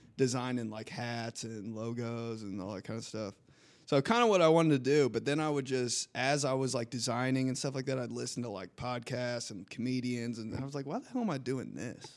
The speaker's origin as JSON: {"language": "English", "town": "Indianapolis", "region": "Indiana", "country": "United States", "tie": "born or raised there", "also_born_or_lived": "Michigan", "said": "So we all moved here when I was four years old and from there on, I've just been an indie kid, Southside kid"}